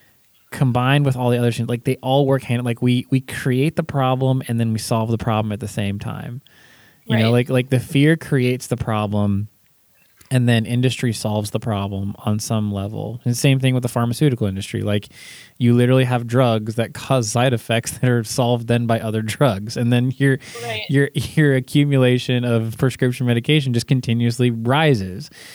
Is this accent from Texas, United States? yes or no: no; California, United States; I grew up in California